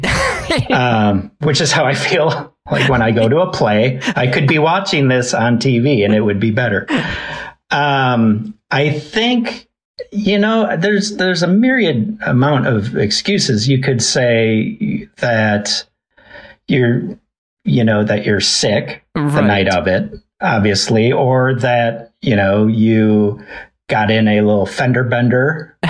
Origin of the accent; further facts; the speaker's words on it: Midwest, United States; I'm from the Midwest